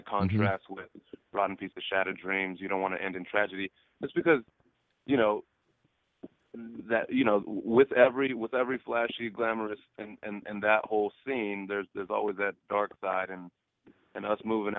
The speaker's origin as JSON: {"language": "English", "town": "San Pedro", "region": "California", "country": "United States", "tie": "born or raised there", "said": "I grew up in San Pedro, California"}